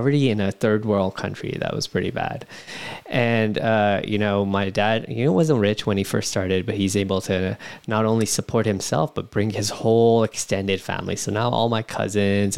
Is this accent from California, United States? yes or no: yes; San Jose, California, United States; born and raised in San Jose, California, up north